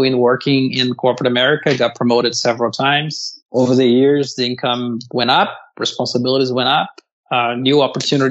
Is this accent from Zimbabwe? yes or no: no; Brazil; moved away as an adult; now in United States; I grew up in Brazil, came to the U.S. in 2003 on a work visa.